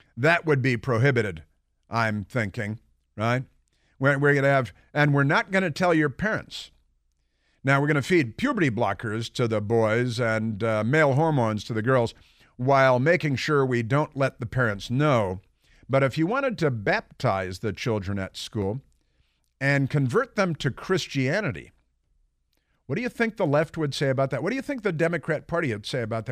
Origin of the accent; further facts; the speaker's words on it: Chicago, Illinois, United States; growing up in Chicago, I used to see my neighbors receiving shipments from Omaha Steaks